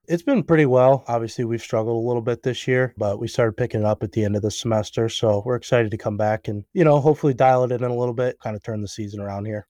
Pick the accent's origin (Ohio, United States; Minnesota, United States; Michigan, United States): Ohio, United States; Cleveland; moved away as an adult; now in Cincinnati, United States; I was uh, born like actually in Cleveland, so I just played kind of local hockey around there